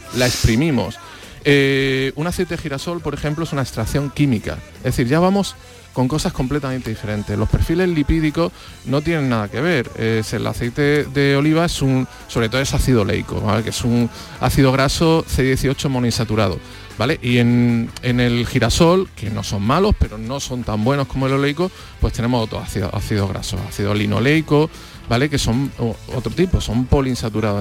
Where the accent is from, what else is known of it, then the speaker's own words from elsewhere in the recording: Andalusia, Spain; los andaluces en particular, los españoles en general, porque es algo muy nuestro